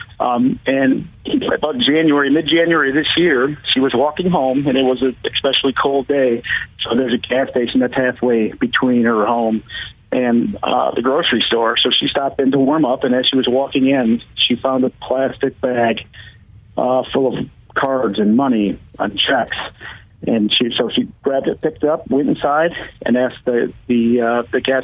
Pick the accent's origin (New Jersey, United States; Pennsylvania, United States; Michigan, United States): Michigan, United States; Grand Rapids; I'm from Grand Rapids.